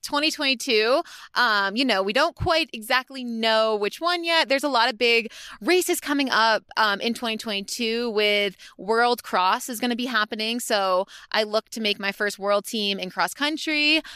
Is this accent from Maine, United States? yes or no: yes; Maine, United States; moved away as an adult; also born or lived in Connecticut (UConn) / Boston; now in Flagstaff, United States; I'm originally from Maine, um, New England, New England girl